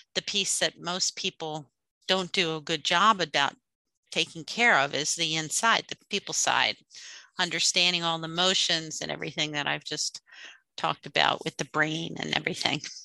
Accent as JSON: {"language": "English", "area": "outside the Philadelphia area", "region": "Pennsylvania", "country": "United States", "tie": "born or raised there", "said": "I grew up outside the Philadelphia area."}